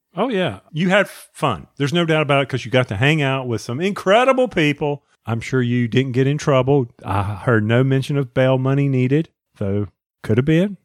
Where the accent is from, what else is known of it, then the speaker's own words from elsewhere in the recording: the South, United States; accent: Southern; my Southern accent